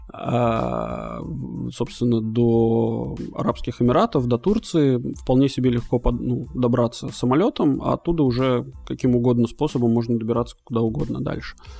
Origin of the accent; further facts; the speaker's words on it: Latvia; now in Malta; я родился в Латвии, вот, а потом переехал на Мальту